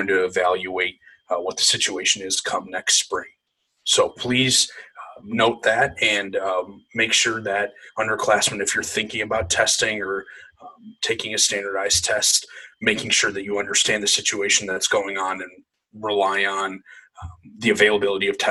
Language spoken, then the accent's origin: English; Canton, Michigan, United States; moved away; I'm originally from Canton, Michigan